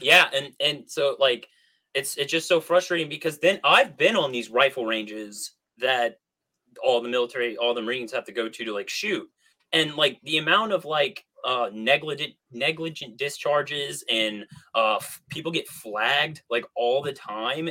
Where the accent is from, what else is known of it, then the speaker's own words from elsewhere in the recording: Southern Illinois, United States; I grew up in Southern Illinois in this small ass town